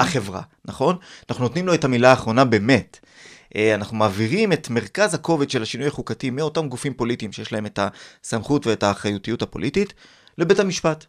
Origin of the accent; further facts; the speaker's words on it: Ramat Gan, Tel Aviv District, Israel; אני גדלתי ברמת גן בשנות ה-80